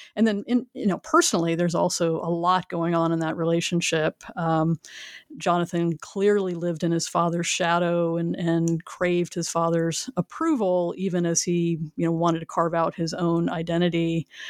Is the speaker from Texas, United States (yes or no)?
yes; Houston, Texas, United States; moved away as an adult; also born or lived in Northern Alabama / Chapel Hill, North Carolina; I grew up in the Houston area